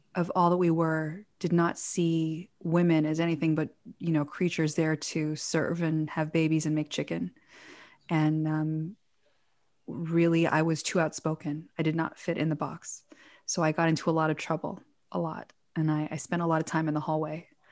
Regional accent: Toronto, Ontario, Canada; moved away; also born or lived in New York / Israel; we grew up in Toronto. Officially, it's where we went to school

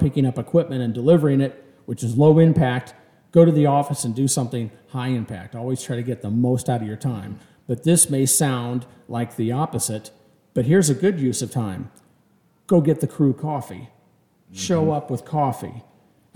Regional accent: Kansas City, United States; I'm from Kansas City.

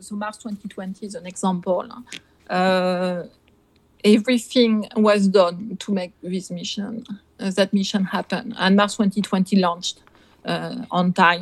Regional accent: Nantes, Pays de la Loire, France; moved away as an adult; now in United States; I come from Nantes in France, in Brittany

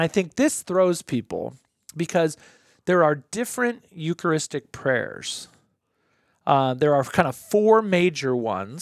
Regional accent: United States; I'm an American

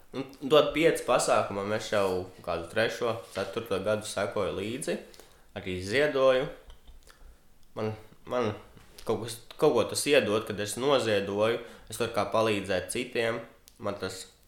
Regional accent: Cēsis, Vidzeme, Latvia; manas dzimtās pilsētas CS

